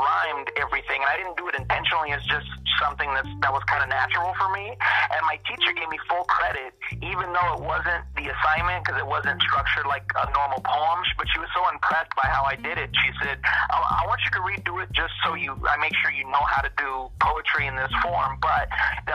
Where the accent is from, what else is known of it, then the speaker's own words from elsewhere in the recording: Long Beach, California, United States; Growing up in Long Beach, California, I was surrounded by it